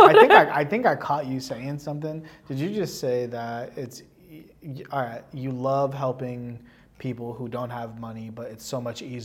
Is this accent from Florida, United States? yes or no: no; South Bay, California, United States; I'm from the South Bay, right? Like, this is like my hood.